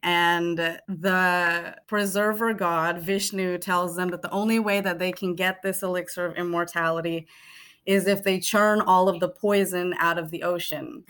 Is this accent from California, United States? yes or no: yes; Bay Area, California, United States; Being in the Bay Area and being Fijian Indian and growing up